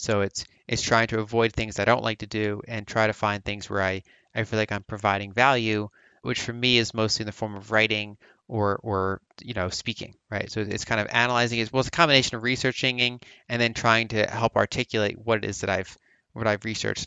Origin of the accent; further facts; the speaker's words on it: Philadelphia, Pennsylvania, United States; I grew up around the Philadelphia region, so East Coast, United States